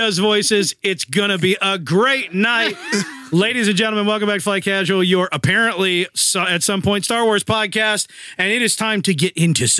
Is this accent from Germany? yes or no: no; Nova Scotia, Canada; we're going to celebrate it in our own Nova Scotian way, right?